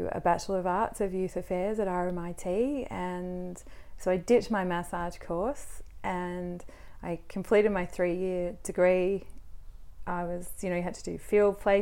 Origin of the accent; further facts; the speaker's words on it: Melbourne, Victoria, Australia; also born or lived in Wagga Wagga; I was from Melbourne, went to Wagga Wagga. Yeah. Came back to Melbourne.